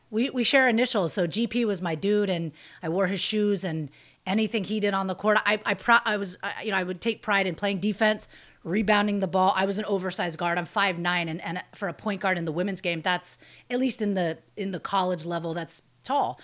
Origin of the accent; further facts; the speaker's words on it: Bay Area, California, United States; I grew up in the Bay Area